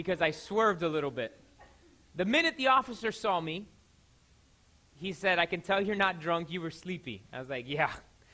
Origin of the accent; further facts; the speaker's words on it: Miami, Florida, United States; I'm from Miami